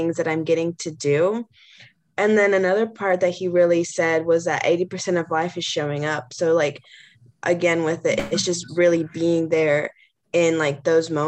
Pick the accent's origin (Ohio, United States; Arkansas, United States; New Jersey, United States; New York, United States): Arkansas, United States; Heber Springs; moved away as an adult; now in Kansas City, United States; I'm from Heber Springs, Arkansas, so a really small town way away from Kansas City.